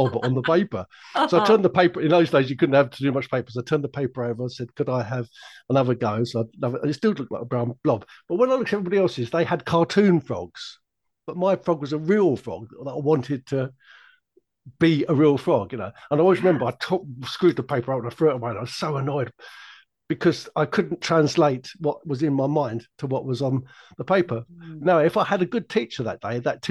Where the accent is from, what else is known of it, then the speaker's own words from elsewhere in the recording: London, United Kingdom; When I was a little boy growing up in South London